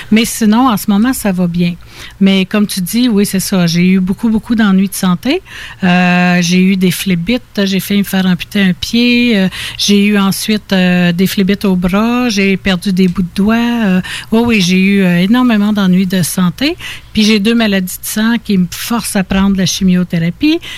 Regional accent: Quebec, Canada; also born or lived in Ontario; Mais, mais sinon, tu j'ai été élevée dans les petits villages, Saint-Benoît, Saint-Placide, La Chute, j'ai été en, Estrie.

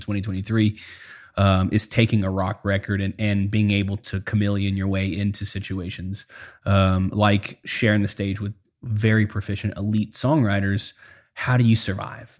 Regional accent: South Louisiana, United States; I grew up in South Louisiana

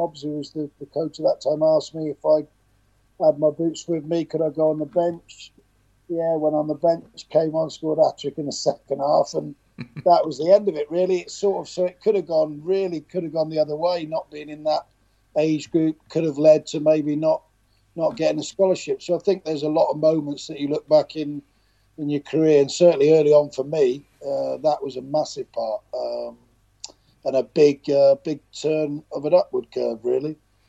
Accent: Wootton Bassett, South West England, United Kingdom; also born or lived in Swindon; Obviously I'm from Wootton Bassett. I'm in Swindon, but lived in Wootton Bassett all my early years up to about 20.

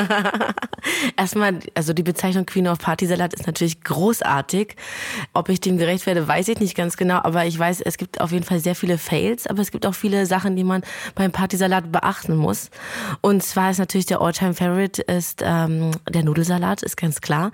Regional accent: Lithuania; moved away; bei uns in Litauen

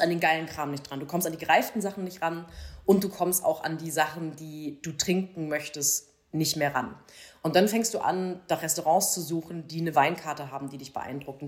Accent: Baden-Württemberg, Germany; also born or lived in Freiburg; Ich bin in Baden groß geworden

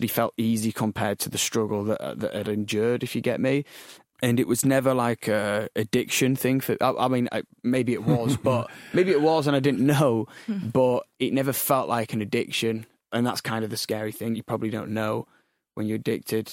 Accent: Leeds, Yorkshire and the Humber, United Kingdom; I grew up in Leeds

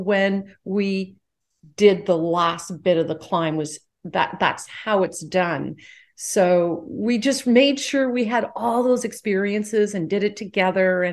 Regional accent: Canada; now in United States; I live in the U.S., but I am Canadian.

